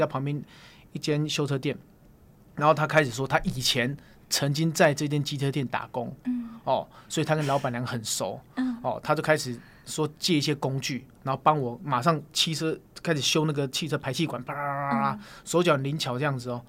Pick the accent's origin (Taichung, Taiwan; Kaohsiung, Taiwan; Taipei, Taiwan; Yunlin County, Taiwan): Taipei, Taiwan; 我生活在大直，我小时候好像在乡下长大一样